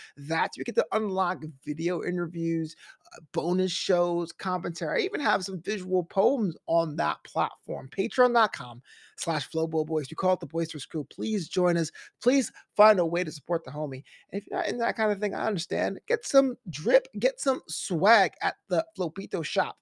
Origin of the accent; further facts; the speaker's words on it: New York City, New York, United States; I'm from Brooklyn, born and raised